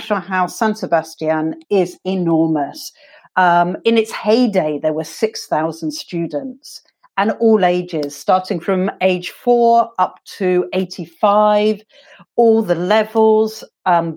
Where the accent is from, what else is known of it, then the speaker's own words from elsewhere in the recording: London, United Kingdom; I grew up in England. I'm actually from London, South London.